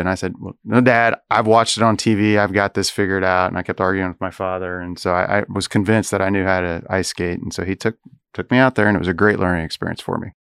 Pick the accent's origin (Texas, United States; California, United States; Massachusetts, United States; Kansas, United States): Kansas, United States; Topeka; also born or lived in Chicago; now in Manhattan, Kansas, United States; when I was growing up in Topeka